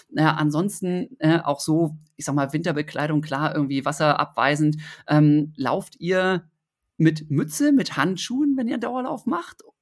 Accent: Osnabrück, Lower Saxony, Germany; ich bin in, in Osnabrück in Niedersachsen ja aufgewachsen.

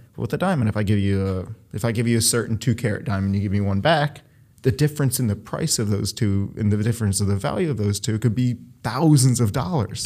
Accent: Cleveland, Ohio, United States; moved away as an adult; also born or lived in Beachwood, Ohio / Philadelphia, Pennsylvania; now in New York, United States; I was born in Cleveland, Ohio, or Cleveland Heights specifically. I moved to Beechwood, a largely Jewish area.

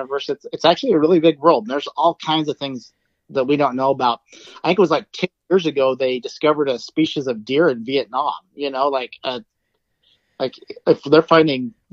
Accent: Idaho, United States; now in Oregon, United States; I grew up in Idaho, and I've lived in a few different places now. So, yeah, I grew up in Idaho.

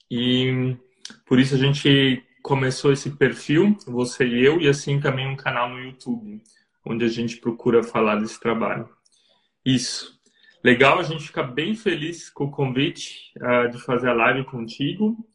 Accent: Blumenau, Santa Catarina, Brazil; accent: southern Brazilian; moved away as an adult; now in Germany; Somos do Brasil, né, de Blumenau, Santa Catarina, então o nosso sotaque é um pouco diferente já, né? Dá para perceber rapidinho.

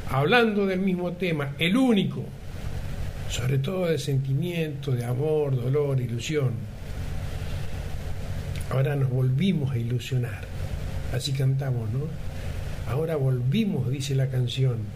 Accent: Argentina; Los argentinos, siendo argentinos, concurrimos meses nadando, entre diálogos y emociones en las calles de cada localidad, los bares, negocios, tardes de charla entre amigos y vecinos y familia, en las aguas del mismo tema.

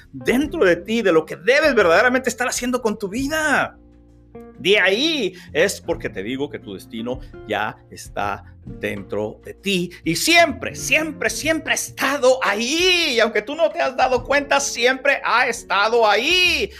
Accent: Reynosa, Tamaulipas, Mexico; mi ciudad natal, Reynosa, Tamaulipas, México

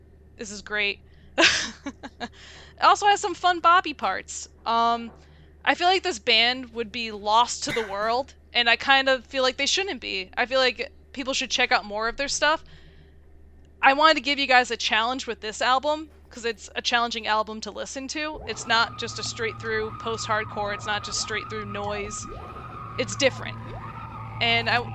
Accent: Connecticut, United States; I'm from Connecticut

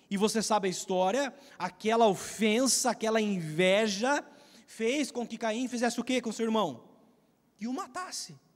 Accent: Brazil; eu conhecia Jesus entre seis e sete anos, indo à igreja com a minha avó e depois com a minha família lá no meu bairro Santa Teresinha, no Parque Piracicaba.

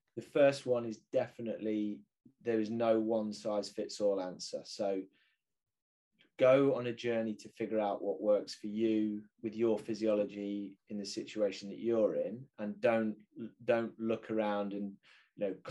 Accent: United Kingdom; I'm British

